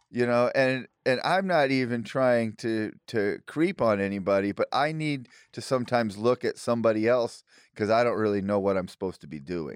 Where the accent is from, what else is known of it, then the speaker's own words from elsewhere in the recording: Illinois, United States; now in Austin, United States; where I grew up in Illinois